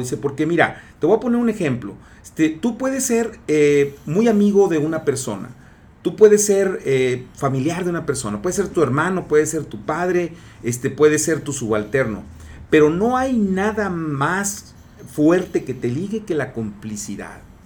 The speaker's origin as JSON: {"language": "Spanish", "country": "Mexico", "said": "como somos mexicanos"}